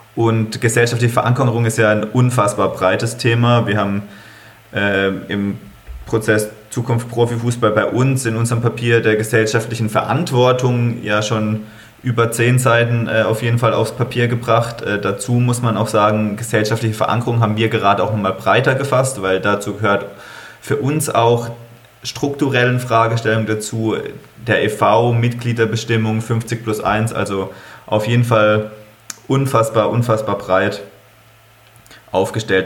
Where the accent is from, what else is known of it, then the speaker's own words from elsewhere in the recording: Freiburg, Baden-Württemberg, Germany; ich komme aus Freiburg, bin Fan des hiesigen Sportclubs